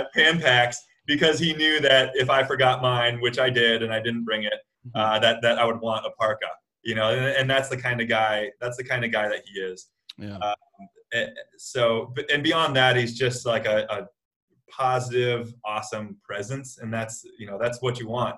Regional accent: United States; an American athlete

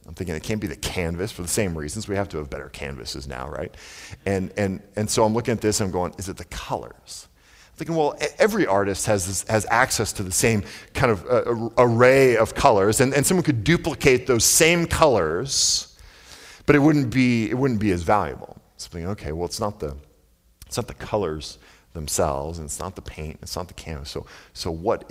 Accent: the Northwest, Pacific Northwest, United States; I grew up in the Northwest

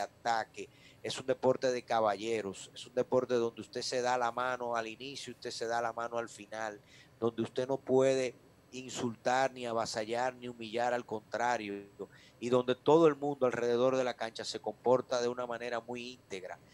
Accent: Dominican Republic; nosotros como dominicanos

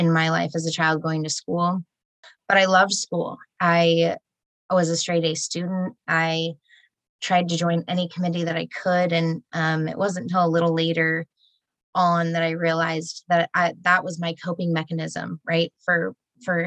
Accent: Murray, Utah, United States; also born or lived in Sandy, Utah; now in St. George, United States; I was born in Sandy. Raised Uh-oh. In Murray, but only until I was about 7

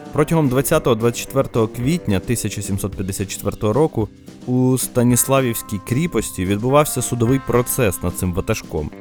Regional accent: Bukovina, Ukraine; як буковинець

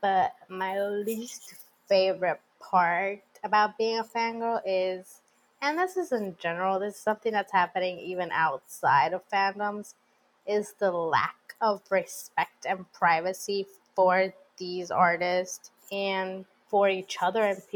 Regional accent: Puerto Rico; Plus, I'm from Puerto Rico

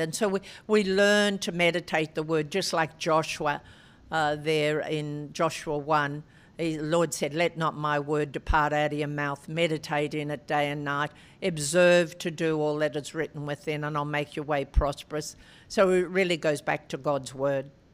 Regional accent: Albury, New South Wales, Australia; Albury, my hometown, was a, a great uh, tennis centre

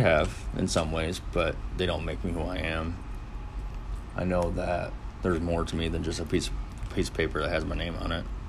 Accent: Finger Lakes, upstate New York, United States; I'm from the Finger Lakes, uh, upstate New York.

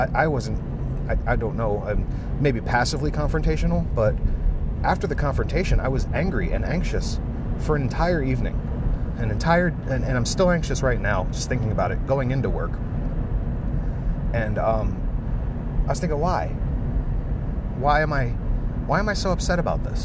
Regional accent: United States; I grew up in America

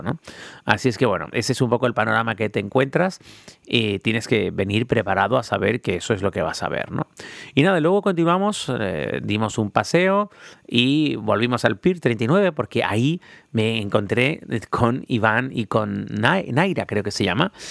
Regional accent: Tenerife, Canary Islands, Spain; todos los que somos de Tenerife en el Sauzal

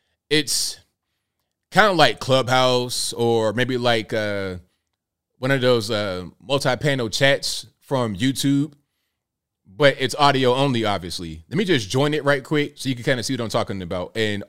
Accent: Mississippi, United States; Okay, I'm from Mississippi.

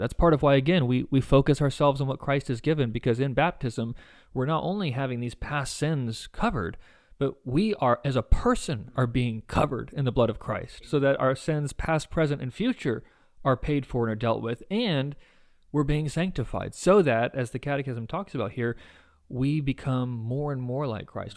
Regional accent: United States; as American evangelicals

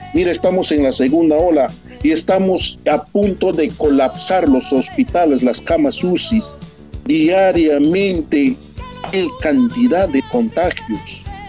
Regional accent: Peru; moved away; en mi país

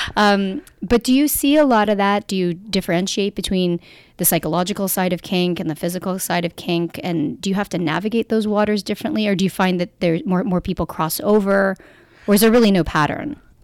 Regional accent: Canada; we're Canadian

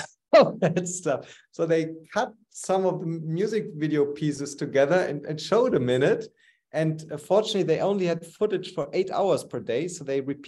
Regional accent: Cologne, North Rhine-Westphalia, Germany; moved away; We moved to my hometown, Cologne

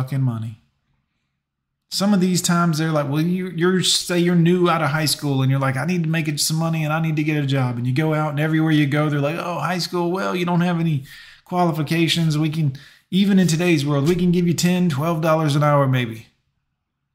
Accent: Fort Lauderdale, Florida, United States; I grew up in Fort Lauderdale, Florida, went to Stranahan High

